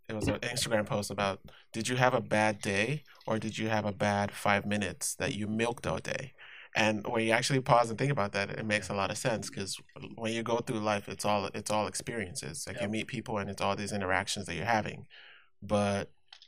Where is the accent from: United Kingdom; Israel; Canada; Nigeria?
Nigeria; moved away as an adult; also born or lived in Inglewood, California / Pomona, California; now in Whittier, United States; I was born in Nigeria, born and raised, lived there 17 years, and then I moved to the States